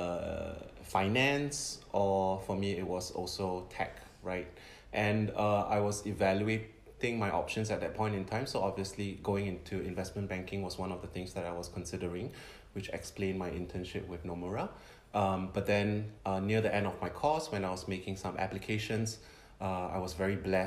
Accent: Singapore; moved away as an adult; now in Tokyo, Japan; I'm born and raised in Singapore.

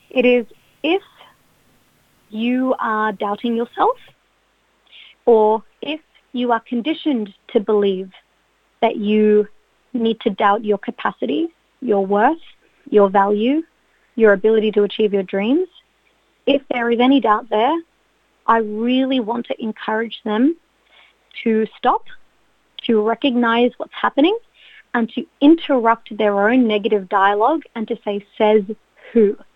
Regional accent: Australia; people would ask, oh, like born and raised in Australia, but tell us about your background.

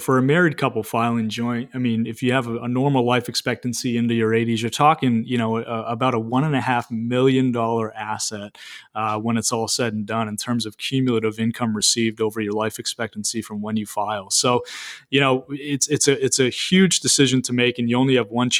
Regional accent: Maine, United States; I'm 34 years old myself, born and raised in Maine

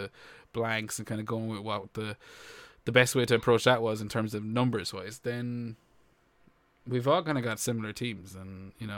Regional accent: Ireland

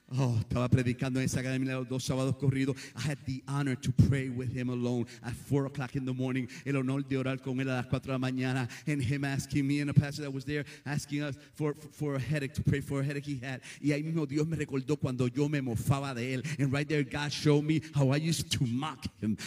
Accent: Puerto Rico; moved away; also born or lived in South Bronx / South Brooklyn / Yonkers; soy medio prietito de Cabo Puerto Rico

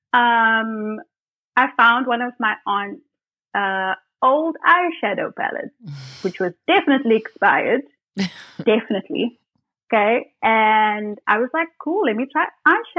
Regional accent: Port Elizabeth, Eastern Cape, South Africa; moved away; back in Port Elizabeth, which is my hometown

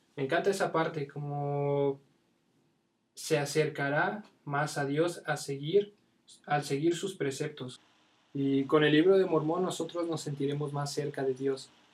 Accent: State of Mexico, Mexico; soy del Estado de México

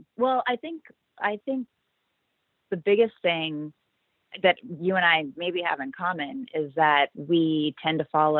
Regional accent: Georgia, United States; Went to school in Florida. I'm originally from Georgia, yes. No accent, but that is true.

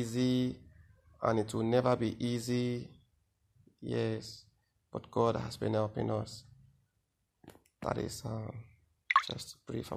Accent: Benue, Nigeria; I am from Benue State. I am Idoma by tribe

